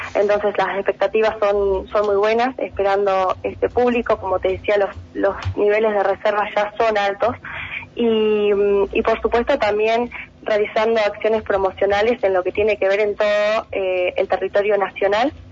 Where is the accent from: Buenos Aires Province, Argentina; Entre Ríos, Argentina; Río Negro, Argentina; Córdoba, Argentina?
Río Negro, Argentina; Allen; yo soy del Valle